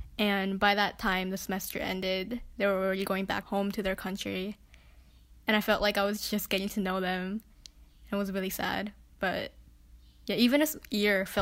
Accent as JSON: {"language": "English", "region": "New York", "country": "United States", "said": "I'm from the city, I'm from New York"}